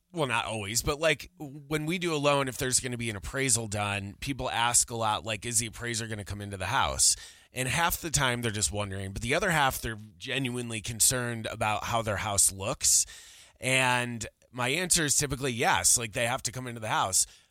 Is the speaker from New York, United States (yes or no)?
yes; Buffalo, New York, United States; moved away as an adult; now in Colorado, United States; I'm from Buffalo.